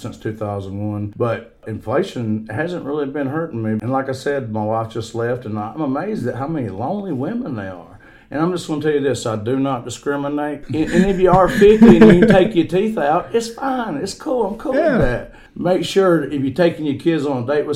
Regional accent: Easley, South Carolina, United States; I'm from Stockton Bridge, also known as Easley

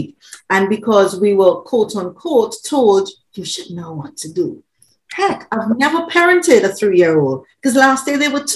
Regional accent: Trinidad & Tobago; now in United Kingdom; Originally, I'm an island girl. I'm from Trinidad. I'm living in the UK.

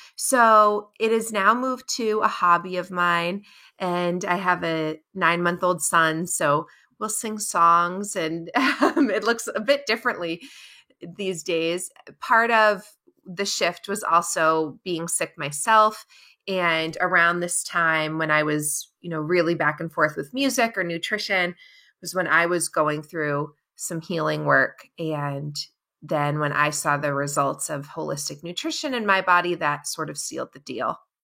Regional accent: Cape Cod, Massachusetts, United States; I'm born and raised on Cape Cod down in Massachusetts

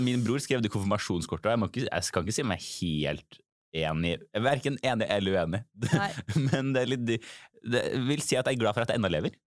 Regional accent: Trondheim, Trøndelag, Norway; moved away as an adult; min gjeng i Trondheim

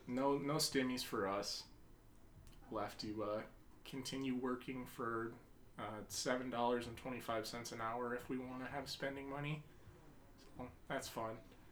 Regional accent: United States; as an American

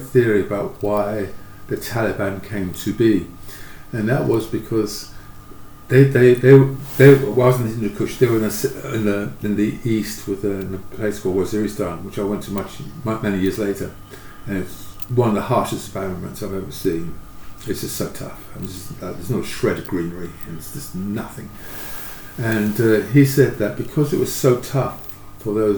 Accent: London, United Kingdom; I grew up in Hackney, and it was very tough

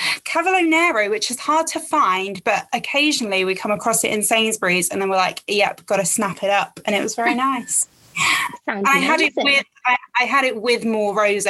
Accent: Essex, East of England, United Kingdom; I am from Essex

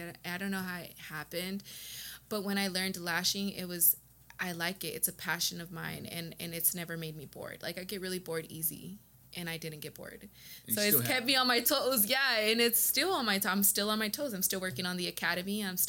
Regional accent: Texas, United States; I'm from West Texas. Or Texas, yes. In general. I'm a Texas girl, yes. I've moved around a lot of places in Texas.

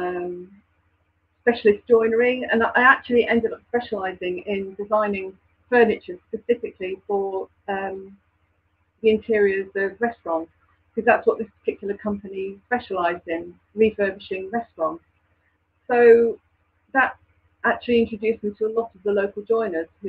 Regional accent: Lincolnshire, East Midlands, United Kingdom; moved away as an adult; also born or lived in Croydon; now in Kent, United Kingdom; I'm from Lincolnshire, by the way, not Lancashire

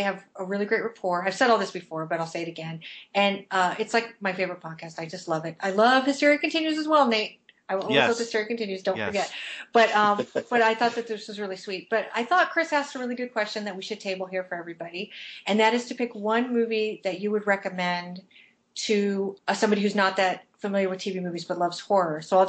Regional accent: London, United Kingdom; I am from London in the southern part of England, and I've never lived in Liverpool.

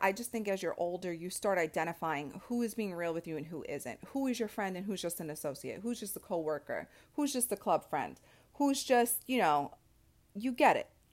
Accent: New York City, New York, United States; I'm from Staten Island

